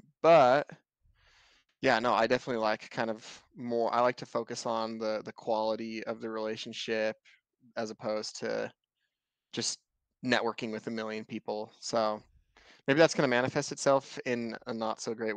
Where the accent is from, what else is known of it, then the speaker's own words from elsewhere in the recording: Montana, United States; I am from Montana